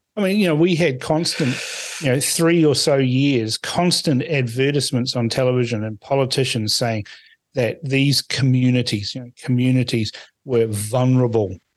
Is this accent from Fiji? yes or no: yes; Suva, Central Division, Fiji; now in New Zealand; I was born in Suva